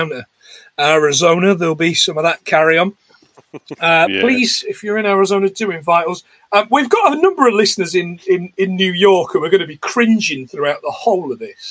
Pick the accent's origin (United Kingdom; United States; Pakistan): United Kingdom; Nottingham, East Midlands; also born or lived in Yorkshire; where I grew up in the Midlands, we had a little place called the American Adventure Theme Park